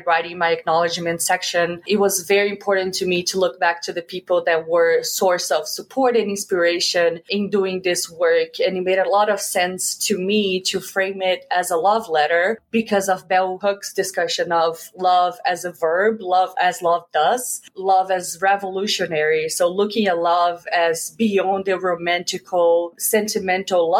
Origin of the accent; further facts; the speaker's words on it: Belo Horizonte, Minas Gerais, Brazil; moved away; I'm from Belo Horizonte, Minas Gerais, which is the fifth largest city in Brazil. Growing up, there really was just two teams in the city